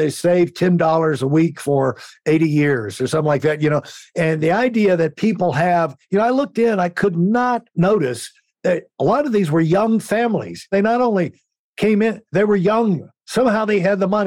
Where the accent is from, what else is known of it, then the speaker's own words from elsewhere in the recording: Connecticut, United States; the idea of growing up in Connecticut, when I think of Connecticut, you think of basically it's wrong, but you think of wealth.